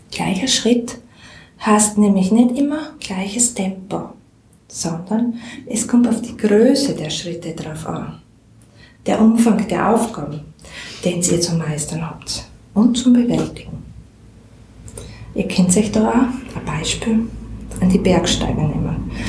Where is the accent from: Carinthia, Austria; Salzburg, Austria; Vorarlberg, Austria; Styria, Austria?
Styria, Austria; accent: Styrian; Wir sagen ja da, wir sind ja keine Burgenländer, wir sagen ja da, wir reden sturmsteirisch.